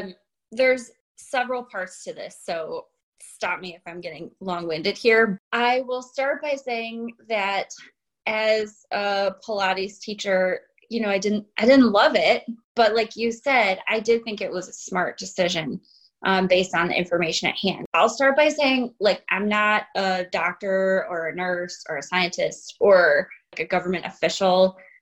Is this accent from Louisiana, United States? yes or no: no; Illinois, United States; also born or lived in Chicago / Hong Kong; But I grew up in North Central Illinois, and I lived in, after college, in the city of Chicago for 11 years.